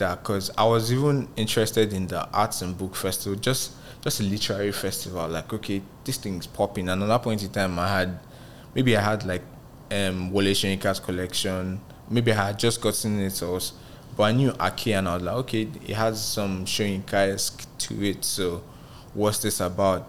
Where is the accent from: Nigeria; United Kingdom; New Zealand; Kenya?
Nigeria; moved away as an adult; also born or lived in Ghana; now in Lagos, Nigeria; I didn't want to come back to Nigeria. I was trying to do what … did, just blow up as a Nigerian in Ghana